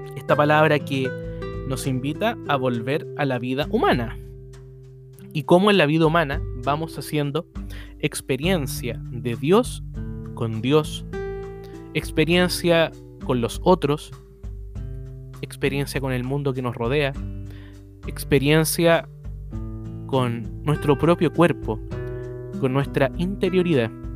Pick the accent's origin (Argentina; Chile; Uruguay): Chile; en Chile, en mi país